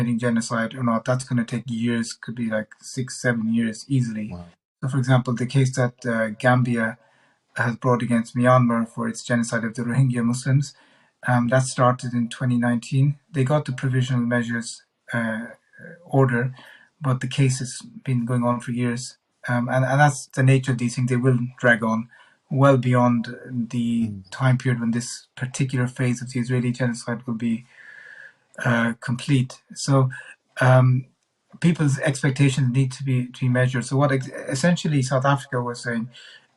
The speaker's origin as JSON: {"language": "English", "country": "Ireland", "said": "as an Irish citizen"}